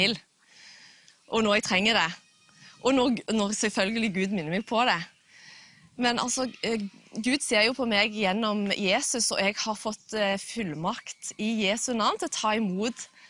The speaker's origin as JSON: {"language": "Norwegian", "town": "Jørpeland", "region": "Rogaland", "country": "Norway", "tie": "born or raised there", "said": "jeg kommer fra Fiskå ved Jørpeland utenfor Stavanger."}